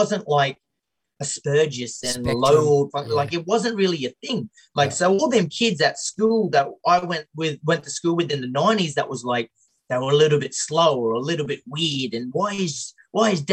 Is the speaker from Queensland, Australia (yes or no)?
yes; Tully, Queensland, Australia; Growing up in Tully, small town